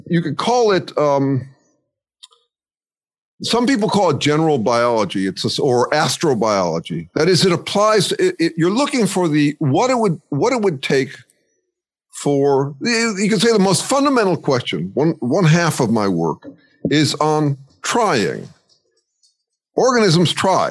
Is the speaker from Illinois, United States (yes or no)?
yes; Chicago, Illinois, United States; moved away; also born or lived in Santa Cruz; I grew up in Chicago and then I moved to a boarding school